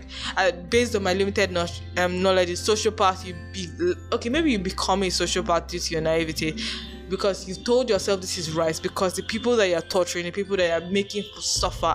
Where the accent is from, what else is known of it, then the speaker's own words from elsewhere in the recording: Nigeria; I'm Nigerian